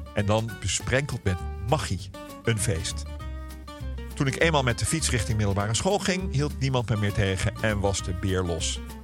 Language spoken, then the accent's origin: Dutch; Ouderkerk, Netherlands; mijn geboortedorp Oudekerk